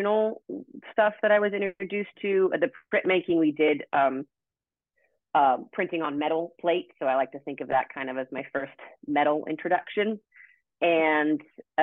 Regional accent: Oregon, United States; also born or lived in Santa Barbara, California; now in Orange County, United States; I'm from Oregon originally

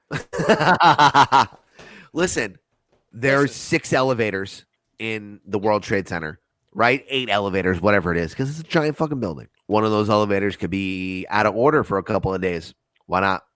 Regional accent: United States; I'm an American

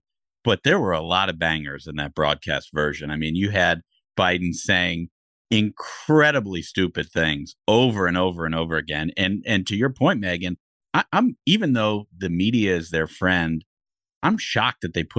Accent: United States; as your typical kid growing up in America

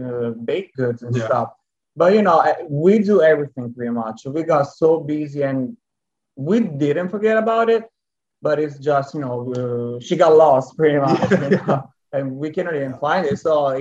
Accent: Italy; accent: Italian; English is a second language; moved away as an adult; now in Houston, United States; yes, I'm Italian, 100% Italian. And now you can also hear my lovely accent.

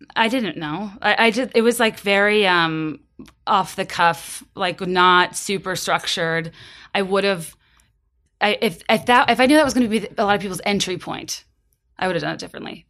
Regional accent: Virginia, United States; now in Chicago, United States; I'm from Virginia. I live in Chicago now.

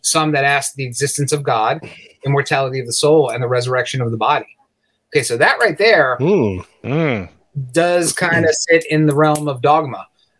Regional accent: United States; I'm American, contrary to what people say on the internet.

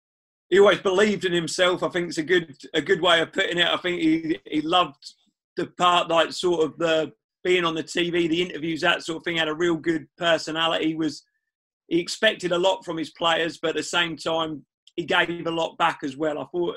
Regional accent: Cambridge, East of England, United Kingdom; I just had my first child with my girlfriend at the time, and I'm from Cambridge, so it gave me the opportunity to move back, which we were looking to move back to the area.

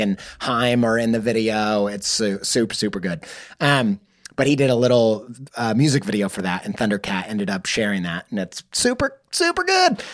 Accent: the Midwest Bible Belt, United States; I grew up in the in the Midwest Bible Belt

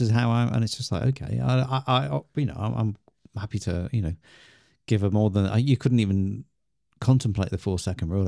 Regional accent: England, United Kingdom; we're English

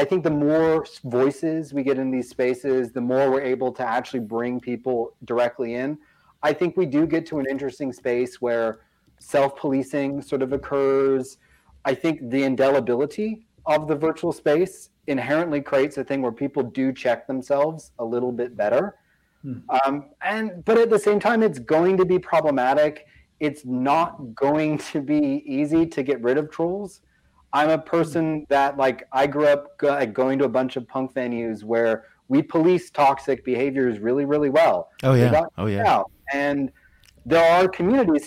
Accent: San Diego, California, United States; now in Raleigh, United States; I grew up out in East County, San Diego as a kid

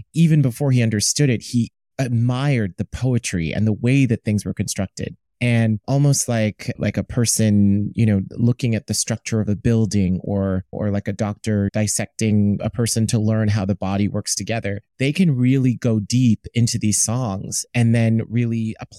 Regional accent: East Coast, United States; And I'm from the East Coast. So like, maybe it tracks.

